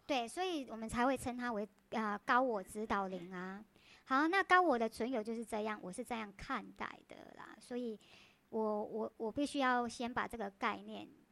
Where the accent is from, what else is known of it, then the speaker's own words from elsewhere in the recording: Taiwan; 我们台湾人就讲苹果